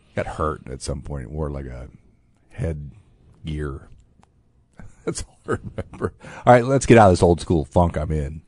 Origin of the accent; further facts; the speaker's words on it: Fort Wayne, Indiana, United States; Fort Wayne, my hometown.